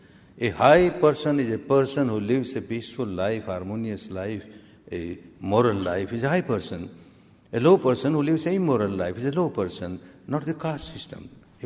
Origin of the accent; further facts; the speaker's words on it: Myanmar; English is a second language; moved away as an adult; now in India; I remember when I came from Myanmar to India in 1969 and I started teaching this technique. I had learned with my teacher in Myanmar for 14 years